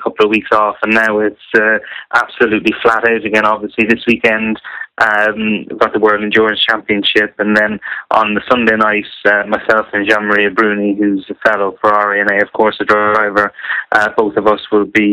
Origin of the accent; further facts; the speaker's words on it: Ireland; now in Northamptonshire, United Kingdom; I'm Irish, but I reside in Northamptonshire